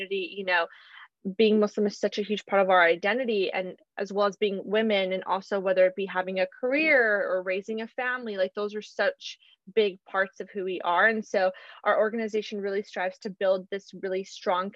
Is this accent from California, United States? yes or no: yes; Southern California, United States; I was born and raised in Southern California